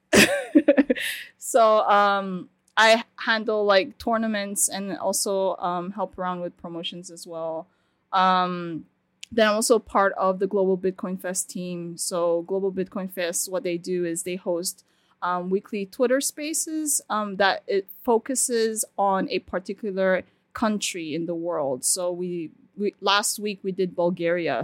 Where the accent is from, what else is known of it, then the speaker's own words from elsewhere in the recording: Turkey; now in Nigeria; I was born in Turkey, um, so I stayed there